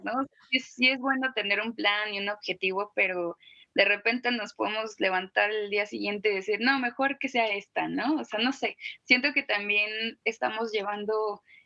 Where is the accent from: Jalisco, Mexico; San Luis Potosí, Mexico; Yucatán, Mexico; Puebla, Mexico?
Jalisco, Mexico; Guadalajara; yo soy de Guadalajara